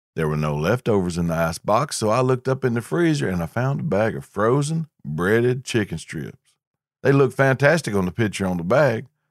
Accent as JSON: {"language": "English", "region": "the South", "country": "United States", "tie": "born or raised there", "said": "Growing up in the South"}